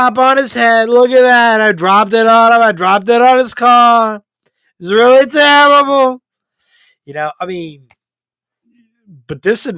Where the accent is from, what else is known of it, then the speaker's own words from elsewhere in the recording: North Carolina, United States; From North Carolina, my home state